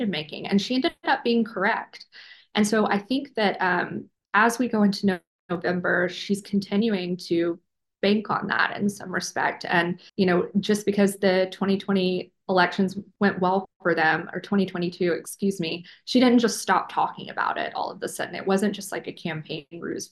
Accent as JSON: {"language": "English", "region": "Alabama", "country": "United States", "moved": "yes", "said": "I'm from Alabama originally"}